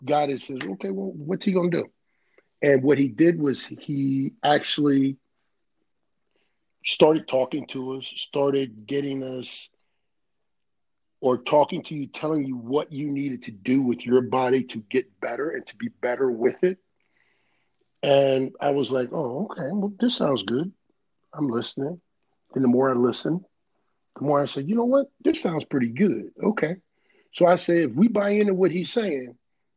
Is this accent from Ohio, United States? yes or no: yes; Cleveland, Ohio, United States; I'm a guy from Cleveland